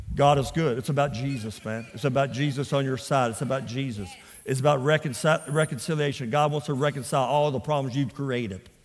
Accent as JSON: {"language": "English", "town": "Port Arthur", "region": "Texas", "country": "United States", "tie": "born or raised there", "also_born_or_lived": "Louisiana", "said": "I was raised in Port Arthur, Texas."}